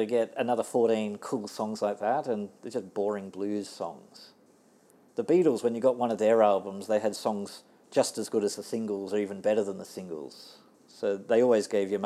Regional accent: Australia; accent: Aussie; now in Tokyo, Japan; my Aussie accent.

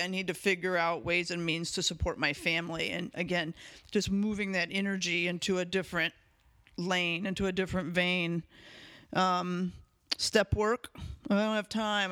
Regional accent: United States

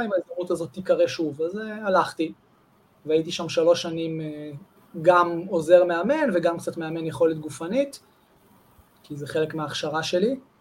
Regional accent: Amir, Northern District, Israel; moved away as an adult; also born or lived in Holon / Jerusalem / Jezreel Valley / Wingate Institute; נולדתי בחולון, אבל גדלתי בקיבוץ אמיר מגיל שלוש, אמיר זה ליד כפר בלום, ליד קריית שמונה

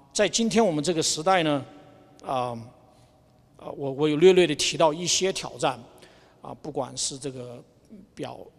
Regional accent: Wuhan, Hubei, China; now in Albuquerque, United States; 我出生在武汉，所以算，算半个武汉人吧

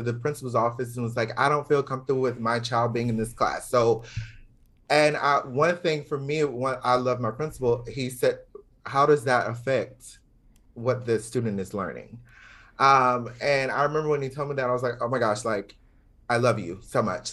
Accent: Georgia, United States; moved away; also born or lived in Florida; growing up in the South

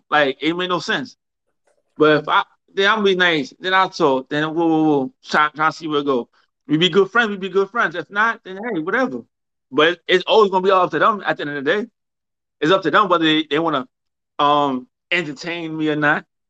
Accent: New York, United States; I'm raised in New York.

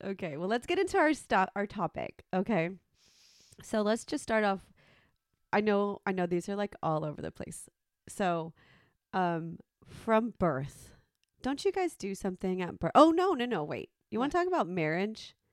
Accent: Mexico; me being Mexican

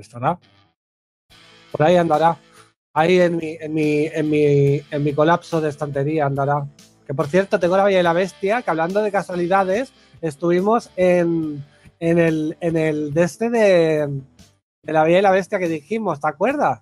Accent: Catalonia, Spain; yo me siento famoso en mi pueblo

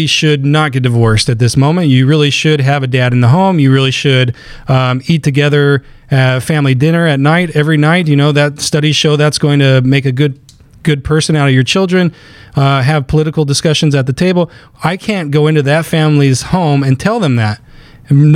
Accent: Willcox, Arizona, United States; moved away; my hometown in southern Arizona, on the east side of the state, it's a small little school, and it's a cowboy town

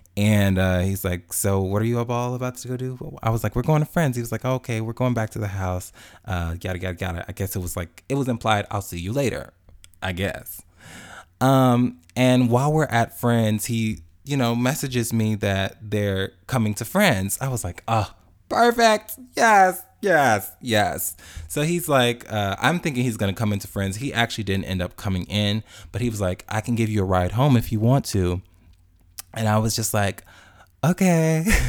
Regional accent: Chicago, Illinois, United States; now in Atlanta, United States; I'm from Chicago originally, even though I live in Atlanta now.

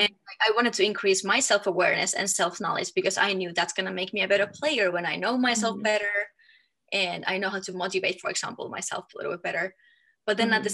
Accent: Finland; moved away as an adult; also born or lived in Germany / France; now in Denver, United States; I am from Finland

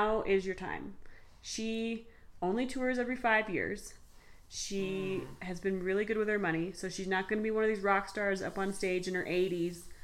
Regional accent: Summit County, Colorado, United States; I'm from Summit County

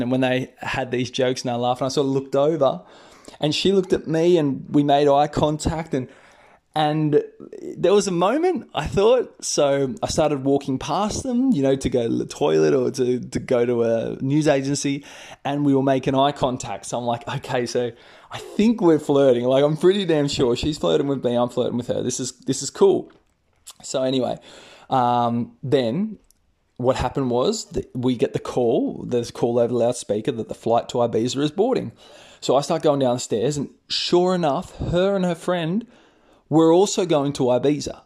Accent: Australia; accent: Australian; I'm Australian, guys. If you haven't already noticed from my accent

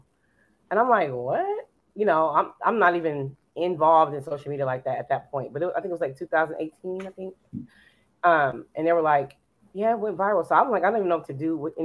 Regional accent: California, United States; now in Dallas, United States; I'm from California, but then I came back to Dallas.

